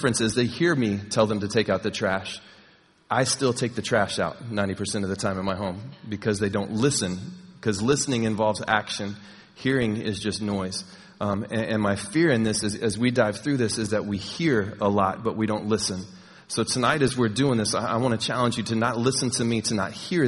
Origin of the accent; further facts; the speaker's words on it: Texas, United States; moved away; I'm from Texas